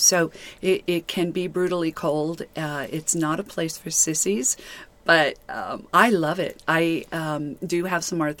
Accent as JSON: {"language": "English", "town": "Albuquerque", "region": "New Mexico", "country": "United States", "tie": "born or raised there", "also_born_or_lived": "Encinitas, California", "moved": "as an adult", "lives_now": "Joshua Tree, United States", "said": "Having been born and raised in Albuquerque, which is definitely high desert, 5,200 feet"}